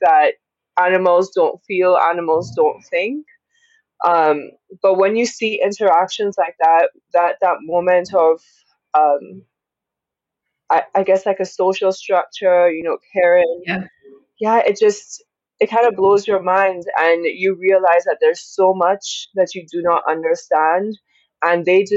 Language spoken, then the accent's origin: English; Dominica; born or raised there